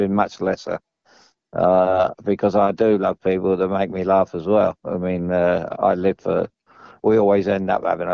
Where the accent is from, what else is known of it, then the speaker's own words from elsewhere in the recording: London, United Kingdom; I'm a Chelsea boy